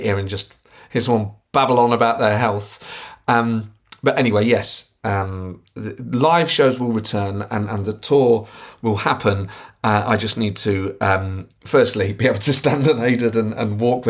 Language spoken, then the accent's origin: English; Nottingham, East Midlands, United Kingdom; I'm from Nottingham